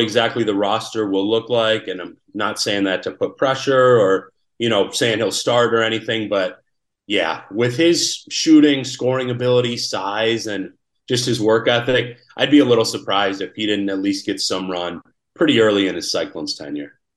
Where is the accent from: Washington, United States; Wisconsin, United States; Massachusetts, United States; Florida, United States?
Wisconsin, United States; moved away; back in my home state